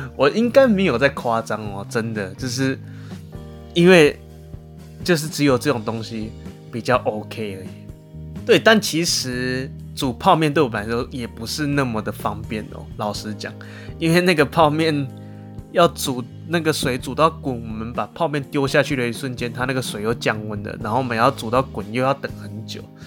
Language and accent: Chinese; Taiwan; 就我一个台湾人